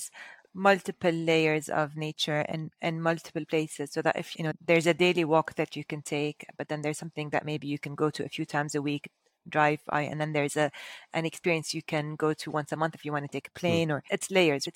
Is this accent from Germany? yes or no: no; Dubai, United Arab Emirates; now in Abu Dhabi, United Arab Emirates; I was born and raised in Dubai